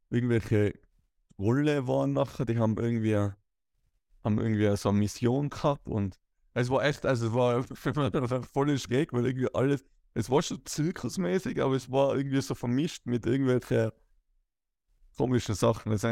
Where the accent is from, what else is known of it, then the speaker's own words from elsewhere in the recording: Tyrol, Austria; ich bin halt ein typischer Tiroler oder Österreicher, ich habe zwei linke Füße, Skifahren, Rodeln und äh, sonstige Ski-Winteraktivitäten kann ich sehr gut